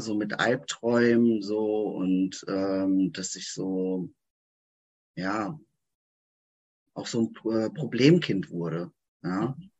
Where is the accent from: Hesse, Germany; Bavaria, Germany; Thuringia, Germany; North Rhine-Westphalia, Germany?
Hesse, Germany; Frankfurt; ich komme hier aus Frankfurt, Umgebung